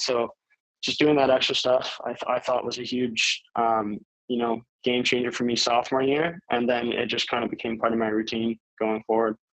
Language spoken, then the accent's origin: English; Maple, Ontario, Canada; I grew up in Maple uh, my entire life, and I'm still living there now.